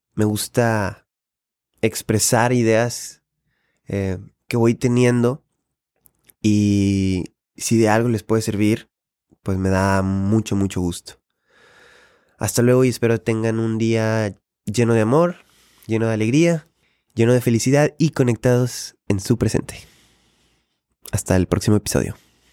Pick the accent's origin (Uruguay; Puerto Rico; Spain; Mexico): Mexico; Monterrey, Nuevo León; yo como regio